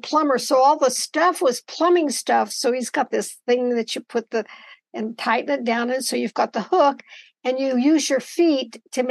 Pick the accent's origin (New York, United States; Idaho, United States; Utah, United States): Idaho, United States; Boise; also born or lived in Oregon; my family is from the Boise Valley. And so as soon as the war was over, we moved back to Boise, and that's where I was raised.